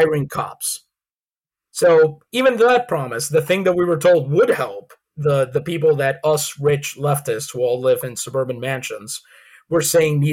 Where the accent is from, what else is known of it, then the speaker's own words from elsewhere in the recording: San Juan, Puerto Rico; now in United States; I grew up in San Juan, Puerto Rico.